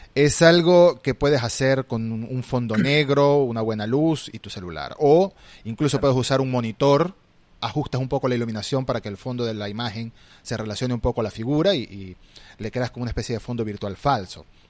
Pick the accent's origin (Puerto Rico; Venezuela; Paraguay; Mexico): Venezuela; moved away as an adult; now in Argentina; Migré a Argentina hace tres años y tuve que dejar atrás mi colección en mi país de origen, yo soy venezolano